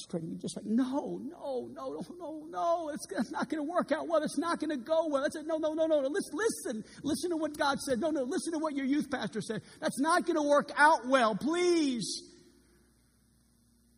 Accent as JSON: {"language": "English", "town": "New Orleans", "region": "Louisiana", "country": "United States", "also_born_or_lived": "California", "moved": "yes", "lives_now": "Arkansas, United States", "said": "We're both from New Orleans"}